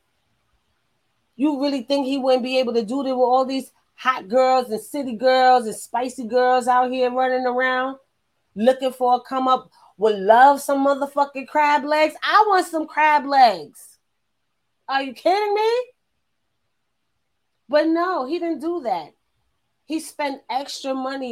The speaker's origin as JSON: {"language": "English", "town": "New York City", "region": "New York", "country": "United States", "said": "I'm from New York"}